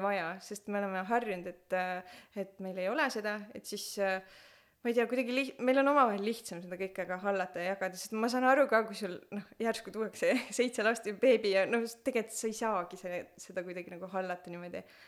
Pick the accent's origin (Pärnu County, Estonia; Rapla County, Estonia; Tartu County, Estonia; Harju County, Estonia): Pärnu County, Estonia; Pärnu; moved away; me oleme Pärnust pärit, vanemad kõik on Pärnus